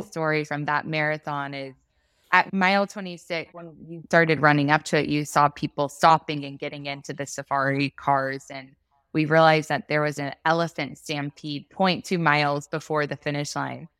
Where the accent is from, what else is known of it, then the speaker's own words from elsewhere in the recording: Texas, United States; we're from Texas